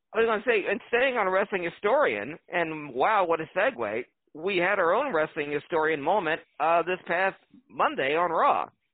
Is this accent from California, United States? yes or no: no; Philadelphia, Pennsylvania, United States; my my hometown team